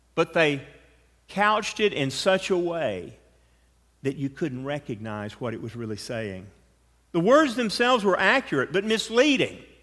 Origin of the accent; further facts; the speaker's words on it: United States; Being American